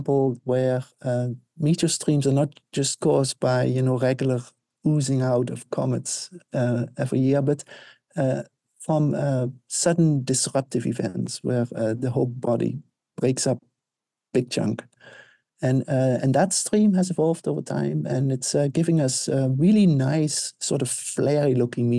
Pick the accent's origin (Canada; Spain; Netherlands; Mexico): Netherlands; moved away; I grew up in the Netherlands, Northern Hemisphere.